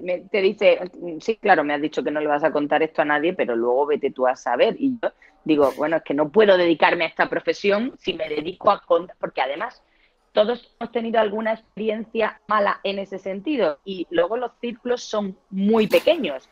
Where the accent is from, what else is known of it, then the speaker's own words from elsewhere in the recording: Murcia, Region of Murcia, Spain; accent: sureño; moved away as an adult; now in Madrid, Spain; soy de Murcia, aunque llevo 20 años viviendo en Madrid, que es casi la mitad de mi vida, con lo cual soy tan madrileña como murciana ya, aunque me sigue quedando el acento sureño